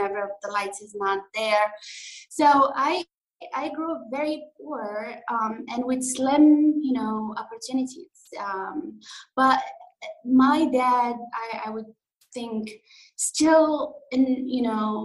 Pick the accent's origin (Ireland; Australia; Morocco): Morocco; English is a second language; moved away as an adult; now in New York, United States; I'm from north of Africa, Morocco. I grew up there until I was 20.